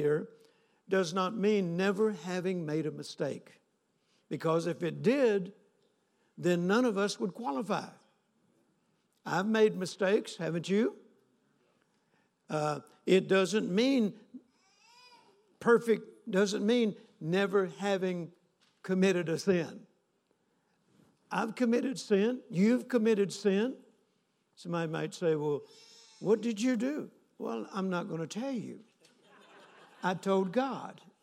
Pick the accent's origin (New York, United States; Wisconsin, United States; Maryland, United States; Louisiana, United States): Louisiana, United States; North; I grew up in North Louisiana